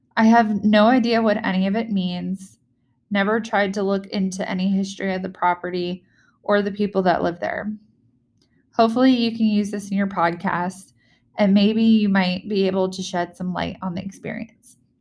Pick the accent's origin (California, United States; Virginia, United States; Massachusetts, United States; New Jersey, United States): Virginia, United States; moved away; home state, my native state